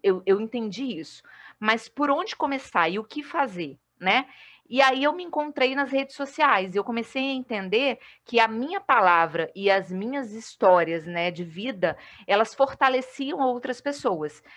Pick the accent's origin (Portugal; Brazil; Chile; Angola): Brazil; Vila Velha, Espírito Santo; moved away as an adult; also born or lived in Rio de Janeiro / Macaé; now in Uberlândia, Brazil; sou capixaba, mas moro atualmente em Uberlândia, em Minas, mas estou de férias em Vila Velha, né? É, então, até o dia 9 de janeiro eu estou por aqui, na minha terrinha